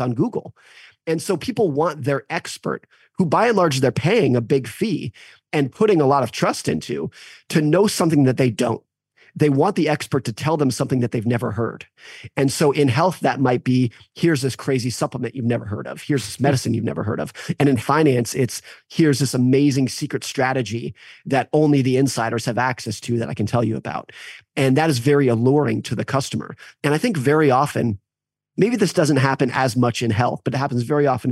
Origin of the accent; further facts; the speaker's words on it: United States; What I have experienced as an American